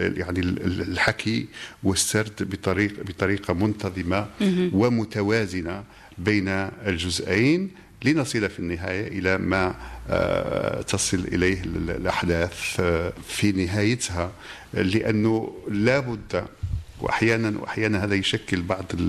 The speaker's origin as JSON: {"language": "Arabic", "country": "Morocco", "said": "بلدنا المغرب"}